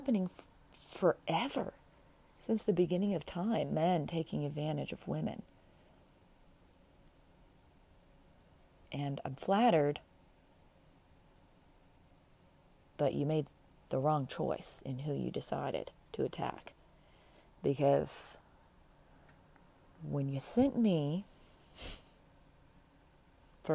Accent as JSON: {"language": "English", "region": "Pacific Northwest", "country": "United States", "tie": "born or raised there", "also_born_or_lived": "Midwest", "said": "I was born in the Northwest, Pacific Northwest, but I have Midwest roots because our mom was from the Midwest and she homeschooled"}